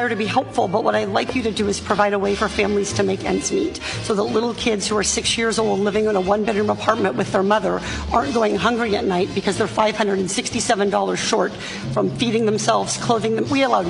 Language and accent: English; Irvine, California, United States; my hometown of Irvine